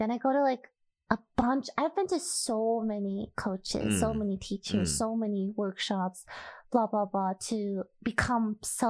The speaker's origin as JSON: {"language": "English", "country": "United States", "tie": "born there", "said": "I was born in America. I don't really have an accent, I guess."}